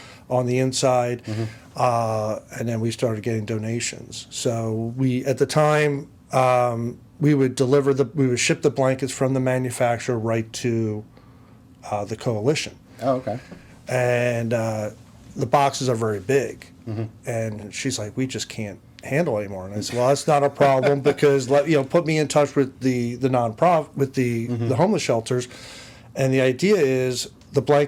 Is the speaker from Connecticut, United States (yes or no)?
no; Mount Penn, Pennsylvania, United States; also born or lived in Reading, Pennsylvania; I'm from Berks County. I was born and raised here in the Mount Penn area